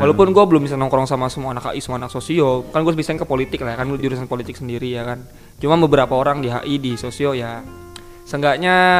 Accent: Jakarta, Indonesia; also born or lived in Jambi; Gua tinggal di Jaktim ya dari SD lah, gua pindahan. Gua, gua, gua tapi gua kagak asli Jakarta Timur banget. Gua lahir di Jambi gua.

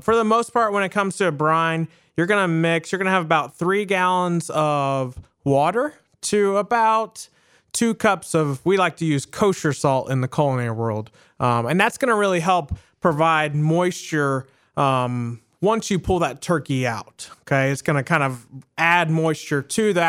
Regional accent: the South, Southern Indiana, United States; moved away; also born or lived in Southern United States; I grew up in Southern Indiana, but I also grew up more in the South as well

